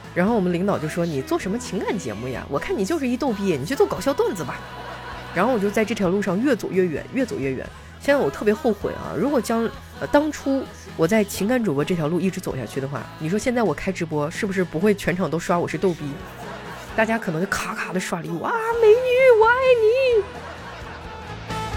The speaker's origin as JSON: {"language": "Chinese", "region": "northern China", "country": "China", "said": "就在我们北方呢，那个，呃，猪，猪的蹄子啊，就猪脚，我们这边儿都叫猪蹄儿"}